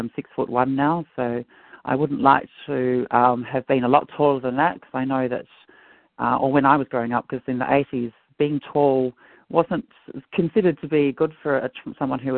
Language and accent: English; Perth, Western Australia, Australia; I grew up here in Perth. My parents are both from Ireland